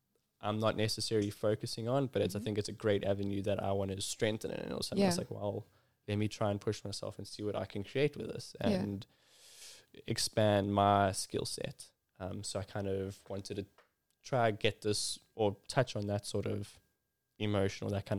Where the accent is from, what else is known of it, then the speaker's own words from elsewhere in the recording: Ballito, KwaZulu-Natal, South Africa; I'm originally from Belito in KZN, and like lived around the surfing lifestyle.